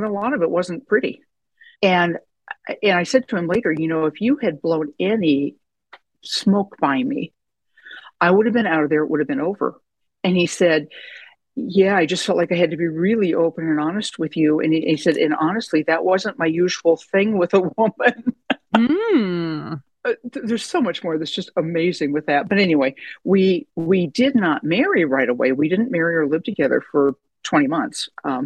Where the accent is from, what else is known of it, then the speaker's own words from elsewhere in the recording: Southeast Iowa, United States; moved away as an adult; also born or lived in Des Moines, Iowa; now in Tucson, United States; I grew up in Southeast Iowa and went to college at the University of Iowa in Iowa City, and then moved to Des Moines and was there mostly thereafter